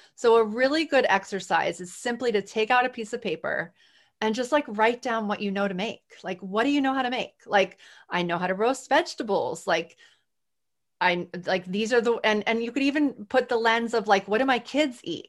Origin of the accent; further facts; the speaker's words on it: New Orleans, Louisiana, United States; I'm from New Orleans